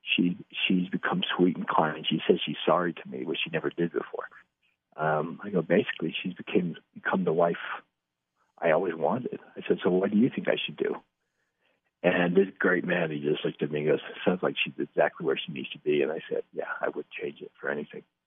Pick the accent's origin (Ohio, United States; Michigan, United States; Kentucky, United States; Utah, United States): Utah, United States; Salt Lake City; also born or lived in Los Angeles, California / Taiwan; now in Salt Lake City, United States; I was born in Salt Lake City